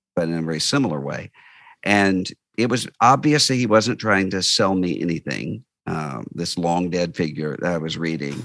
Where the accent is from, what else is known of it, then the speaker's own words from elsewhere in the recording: Biloxi, Mississippi, United States; I grew up in Biloxi, Mississippi, uh, just over the state line from New Orleans